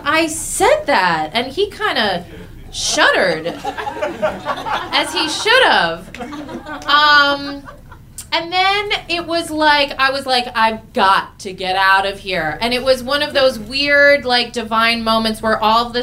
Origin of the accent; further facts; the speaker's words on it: New York City, New York, United States; moved away; also born or lived in San Francisco / Los Angeles; Roosevelt Island.